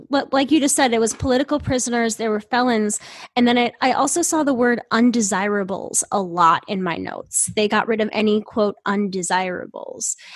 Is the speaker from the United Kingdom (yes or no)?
no; Ireland; being abused and harassed by people because we're Irish